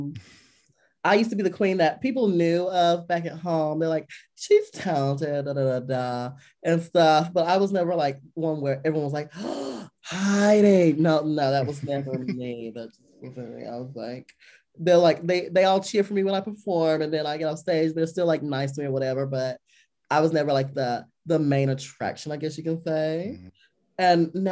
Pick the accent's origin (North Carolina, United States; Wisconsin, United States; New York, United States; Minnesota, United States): North Carolina, United States; Liberty; Growing up in the South, we went to church